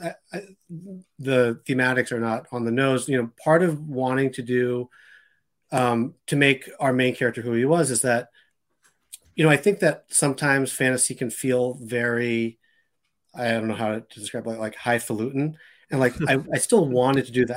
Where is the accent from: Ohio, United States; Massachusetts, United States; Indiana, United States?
Massachusetts, United States; Boston; also born or lived in Randolph; I grew up in, in Boston